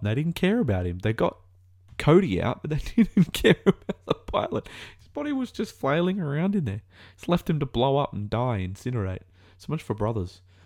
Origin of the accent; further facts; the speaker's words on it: Australia; As an Australian